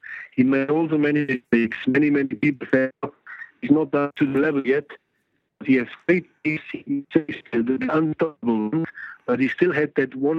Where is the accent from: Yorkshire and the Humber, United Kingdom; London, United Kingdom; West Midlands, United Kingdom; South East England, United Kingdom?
Yorkshire and the Humber, United Kingdom; accent: Yorkshire; I love Liverpool, you know. I'm a Yorkshire man, as you can hear my accent. So, not too far from Liverpool.